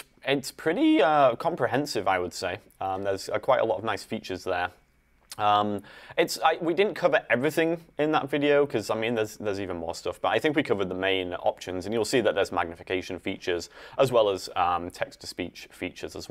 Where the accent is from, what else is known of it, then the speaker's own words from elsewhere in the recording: Ossett, Yorkshire and the Humber, United Kingdom; moved away; I am from Yorkshire is the county, and the town is called Ossett.